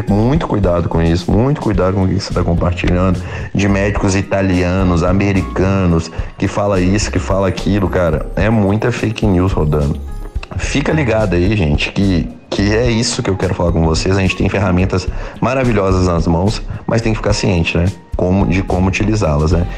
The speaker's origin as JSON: {"language": "Portuguese", "town": "Ouro Preto", "region": "Minas Gerais", "country": "Brazil", "said": "Eu sou de Ouro Preto"}